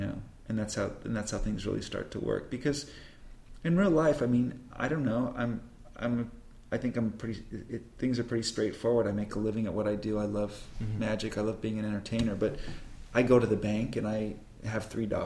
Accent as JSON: {"language": "English", "town": "Burbank", "region": "California", "country": "United States", "tie": "born or raised there", "said": "when I was a kid growing up in Burbank"}